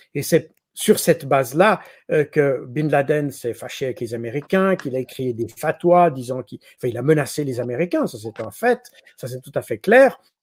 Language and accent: French; Switzerland; je suis suisse